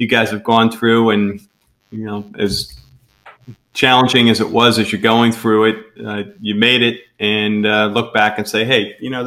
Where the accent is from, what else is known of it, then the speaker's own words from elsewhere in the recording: Chester, Pennsylvania, United States; I grew up right down the street from Widener